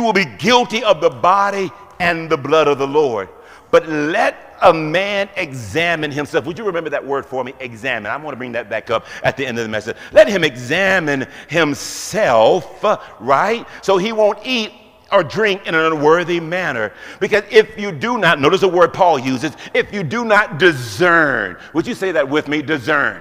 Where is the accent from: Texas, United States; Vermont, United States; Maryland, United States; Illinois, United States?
Texas, United States; Houston; I grew up in Houston, Texas